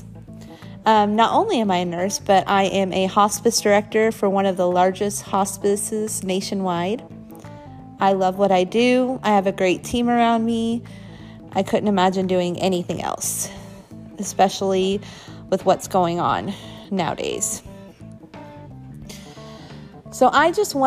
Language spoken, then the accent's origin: English; Midwest, United States; I was born and raised in the Midwest